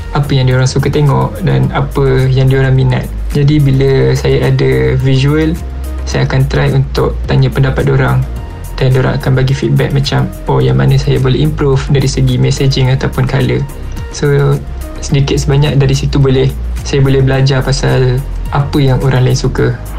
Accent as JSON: {"language": "Malay", "region": "Kuala Lumpur", "country": "Malaysia", "said": "Saya berasal dari Ampang, Kuala Lumpur berumur 23 tahun"}